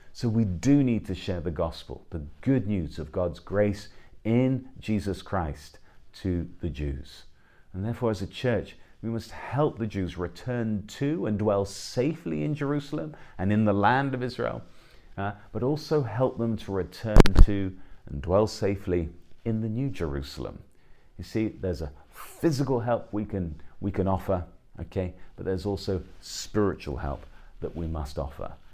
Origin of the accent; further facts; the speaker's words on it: England, United Kingdom; I'm an Englishman